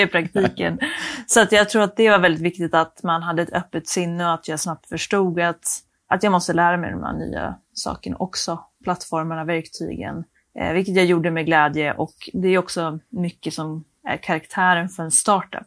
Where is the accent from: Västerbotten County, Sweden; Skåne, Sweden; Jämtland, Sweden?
Västerbotten County, Sweden; Skellefteå; moved away; jag kom från Skellefteå från början